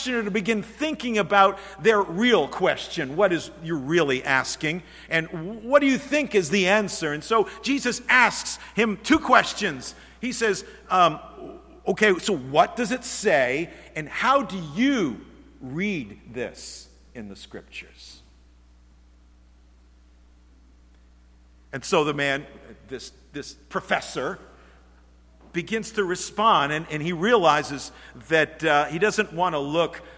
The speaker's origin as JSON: {"language": "English", "town": "Norwich", "region": "Connecticut", "country": "United States", "tie": "born or raised there", "said": "I grew up in the church, congregational church down in Norwich, Connecticut, and started in kindergarten and went through all of those grades."}